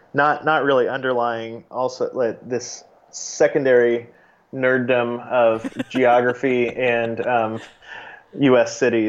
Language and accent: English; Oklahoma, United States; I grew up in Oklahoma